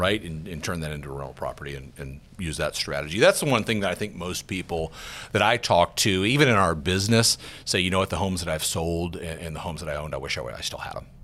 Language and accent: English; Georgia, United States; moved away; I'm from Georgia, a little town in, in Georgia. I was just home a couple weeks ago with my parents.